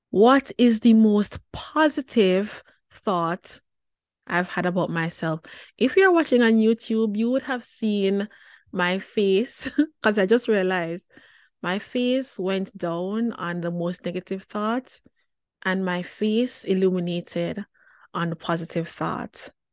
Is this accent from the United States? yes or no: no; Jamaica; as a teen girl growing up in Jamaica